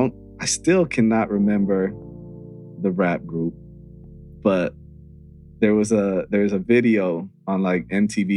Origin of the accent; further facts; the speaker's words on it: Santa Monica, California, United States; growing up in Santa Monica